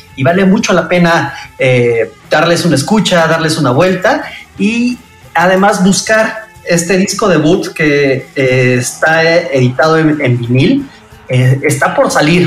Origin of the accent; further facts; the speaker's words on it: Mexico; los valores con los que nos fueron forjando como mexicanos